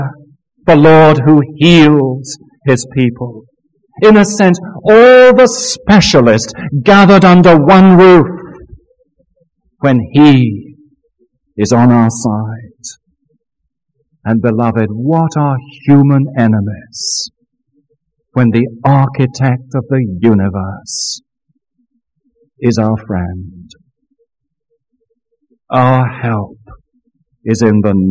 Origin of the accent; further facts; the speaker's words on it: Scotland, United Kingdom; now in Florida, United States; I have a personal confession as a Scotsman